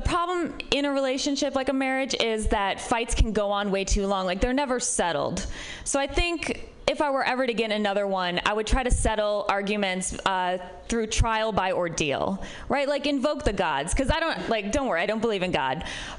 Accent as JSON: {"language": "English", "region": "Midwest", "country": "United States", "said": "I'm from the Midwest, which might be part of it."}